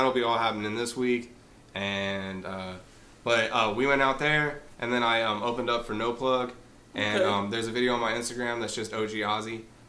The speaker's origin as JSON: {"language": "English", "town": "Bentonville", "region": "Arkansas", "country": "United States", "tie": "born or raised there", "also_born_or_lived": "Kansas City", "said": "I was actually born in Kansas City, and then I moved down here when I was younger. But like, I lived in Bentonville for most of my like teenage life. So, like most of my college life."}